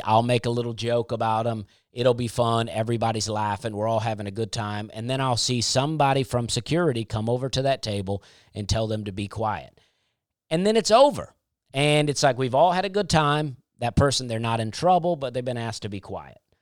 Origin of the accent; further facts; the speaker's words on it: United States; I'm an American